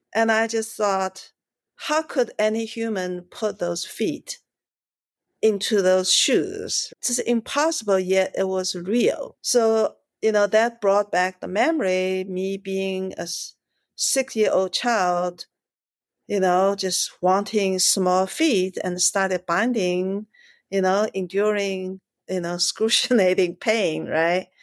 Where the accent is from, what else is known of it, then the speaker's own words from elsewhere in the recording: China; moved away; also born or lived in Shanghai; I grew up in China. I was born in Shanghai.